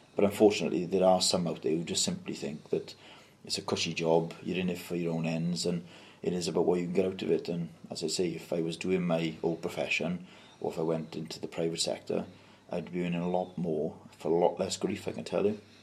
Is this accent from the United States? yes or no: no; Mountain Ash, Wales, United Kingdom; I've always been born and bred in Mountain Ash. I still live there, that's where I represent